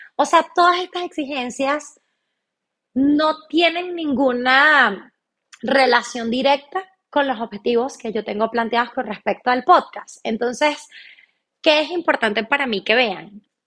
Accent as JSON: {"language": "Spanish", "country": "Venezuela", "also_born_or_lived": "Chile", "moved": "as an adult", "lives_now": "Argentina", "said": "pues soy venezolana. Actualmente estoy viviendo en Argentina, tengo casi seis meses viviendo en este hermoso país. Me vine para Argentina después de vivir cinco años y medio en Chile, donde Previamente viví 23 años de mi vida en Venezuela"}